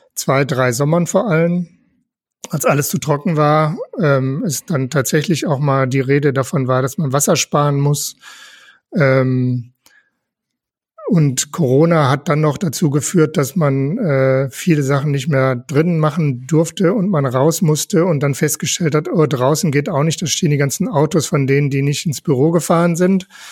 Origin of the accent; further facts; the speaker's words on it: Velbert, North Rhine-Westphalia, Germany; moved away as an adult; also born or lived in Wuppertal; now in Essen, Germany; Ich komme gebürtig aus Fellbott, also auch nicht so weit weg.